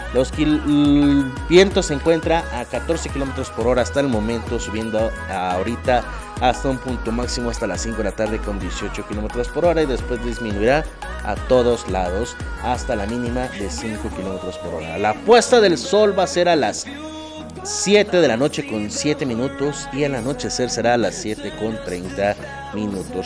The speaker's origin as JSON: {"language": "Spanish", "country": "Mexico", "said": "a nosotros como mexicanos"}